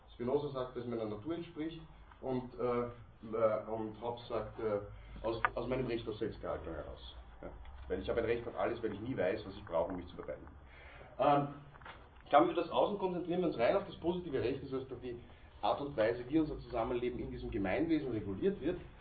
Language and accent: German; Austria; bei uns in Österreich